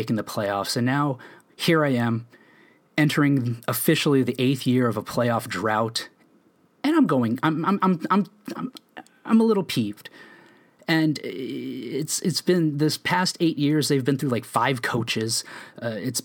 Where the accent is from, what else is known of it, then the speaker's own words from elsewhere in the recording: Phoenix, Arizona, United States; I'm born and raised in Phoenix